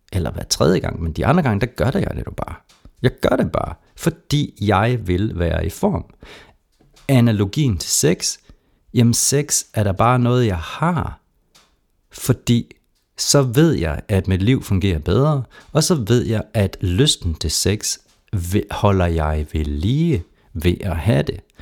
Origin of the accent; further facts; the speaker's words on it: Jutland, Denmark; man kan høre, jeg kommer fra Jylland en gang imellem